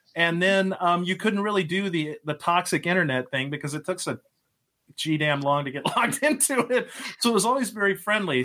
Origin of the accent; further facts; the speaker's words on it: Lubbock, Texas, United States; now in Pennsylvania, United States; I grew up in Texas, uh, lived the early part of my life out near Lubbock in the middle of nowhere.